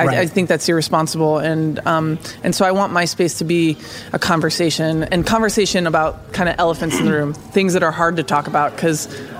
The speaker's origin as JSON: {"language": "English", "country": "United States", "said": "I believe that as an American citizen"}